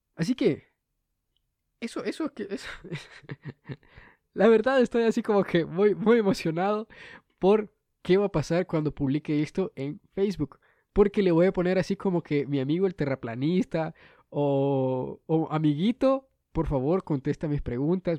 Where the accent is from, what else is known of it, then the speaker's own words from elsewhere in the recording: Honduras; soy el único hondureño que hace esto